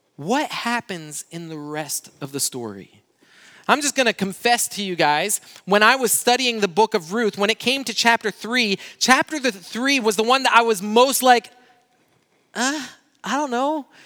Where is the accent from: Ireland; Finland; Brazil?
Brazil; moved away; I grew up in Brazil